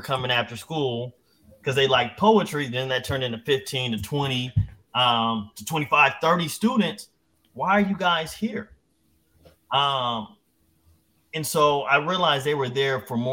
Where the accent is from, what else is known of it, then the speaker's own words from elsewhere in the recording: San Diego, California, United States; my hometown of San Diego